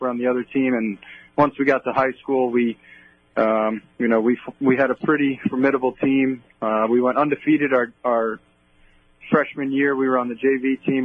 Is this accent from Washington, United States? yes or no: no; West Islip, New York, United States; I grew up on the south side of Montauk Highway, right behind Good Samaritan Hospital